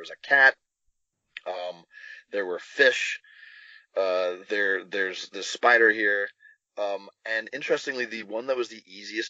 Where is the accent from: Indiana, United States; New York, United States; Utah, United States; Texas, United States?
Texas, United States; growing up in Texas.